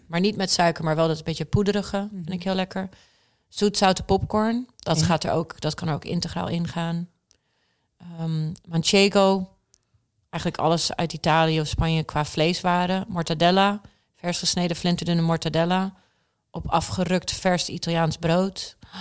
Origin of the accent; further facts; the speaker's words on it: Tulsa, Oklahoma, United States; moved away; also born or lived in Netherlands; Mijn wiegje stond in Tulsa, Oklahoma, of all places echt het midden van Amerika.